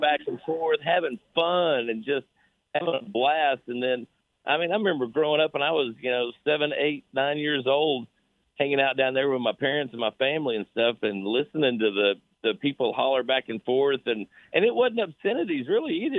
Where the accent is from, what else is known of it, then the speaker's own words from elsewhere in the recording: Oklahoma, United States; Born and raised in Oklahoma